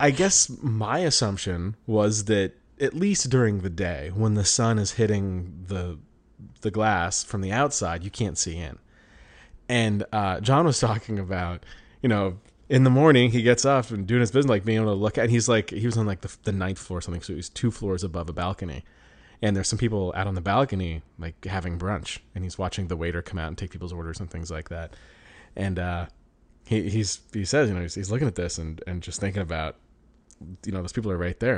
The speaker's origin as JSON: {"language": "English", "region": "Colorado", "country": "United States", "tie": "born or raised there", "said": "growing up in Colorado"}